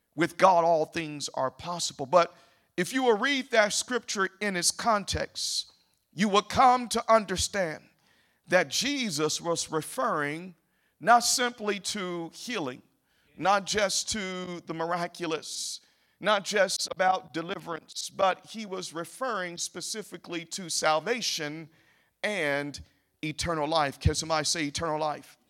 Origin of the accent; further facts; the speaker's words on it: Memphis, Tennessee, United States; now in Kansas City, United States; I do come from Memphis